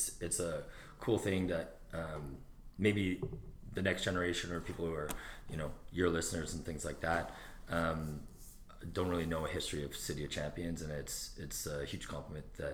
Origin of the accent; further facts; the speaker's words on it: Edmonton, Alberta, Canada; also born or lived in Sherwood Park; growing up in Edmonton and then moving to Sherwood Park for junior high and high school